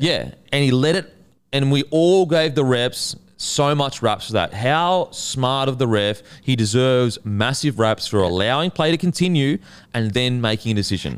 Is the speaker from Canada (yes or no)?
no; Gold Coast, Queensland, Australia; I grew up on the Gold Coast